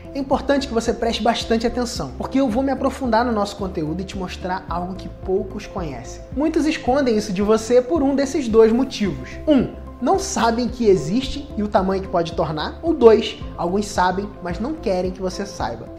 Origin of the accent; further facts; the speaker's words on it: Cabo Frio, Rio de Janeiro, Brazil; Eu sou de Cabo Frio, Rio de Janeiro